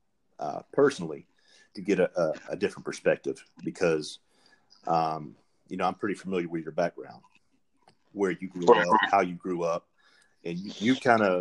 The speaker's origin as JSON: {"language": "English", "region": "Alabama", "country": "United States", "tie": "born or raised there", "moved": "as an adult", "lives_now": "Florida, United States", "said": "I grew up in Alabama. I was born and raised, lived there for 20 years"}